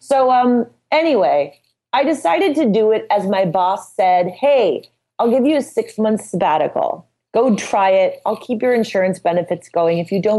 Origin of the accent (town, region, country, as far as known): Midwest, United States